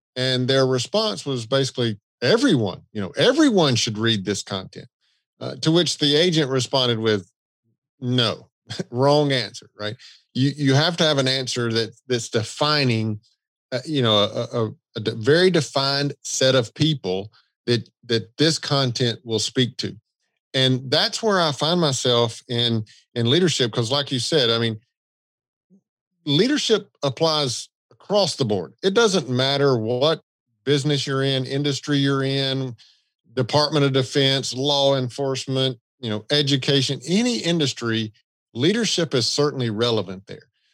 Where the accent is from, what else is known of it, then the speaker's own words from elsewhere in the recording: the South, United States; I'm from the South